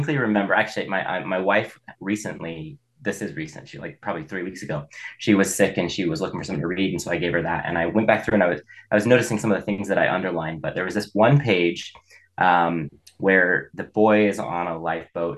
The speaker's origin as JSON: {"language": "English", "town": "Boise", "region": "Idaho", "country": "United States", "tie": "born or raised there", "also_born_or_lived": "Baker City, Oregon", "said": "I was born and raised here. I grew up in Boise"}